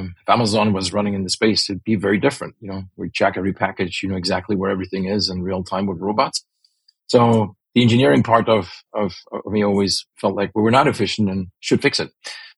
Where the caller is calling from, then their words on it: California, United States; California, the Bay Area.